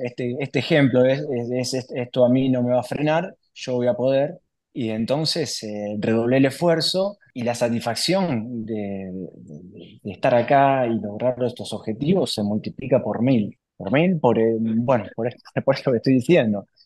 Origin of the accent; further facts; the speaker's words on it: Capitán Bermúdez, Santa Fe, Argentina; moved away as an adult; also born or lived in Paraná; yo soy oriundo de Capitán Bermúdez al lado de Rosario